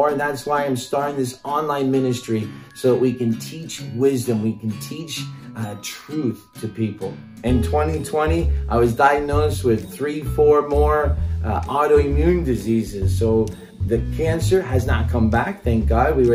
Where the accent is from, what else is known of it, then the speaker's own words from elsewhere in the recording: Norway; also born or lived in Mexico; Now, I grew up in Norway and I also grew up in Mexico and I've lived many years here.